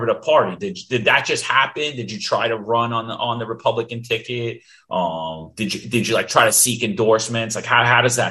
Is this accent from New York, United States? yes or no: yes; New York City, New York, United States; ever since I was a little kid growing up in Bensonhurst